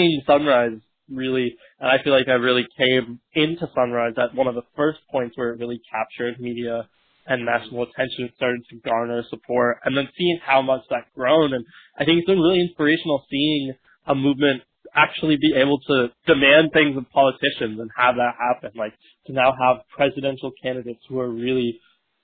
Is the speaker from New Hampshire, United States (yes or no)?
yes; New Hampshire, United States; moved away as an adult; also born or lived in New York; now in Brooklyn, United States; Originally, I come from New Hampshire, but have been living in New York all year